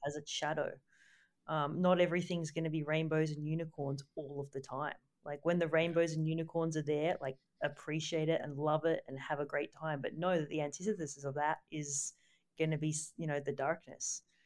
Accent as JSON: {"language": "English", "town": "Gold Coast", "region": "Queensland", "country": "Australia", "tie": "born or raised there", "moved": "as an adult", "said": "I grew up on the Gold Coast"}